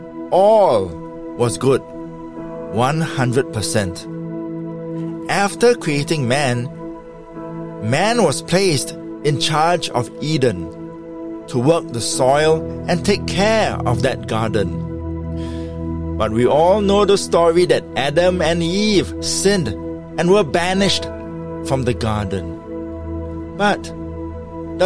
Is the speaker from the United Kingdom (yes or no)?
no; Singapore; my home country of Singapore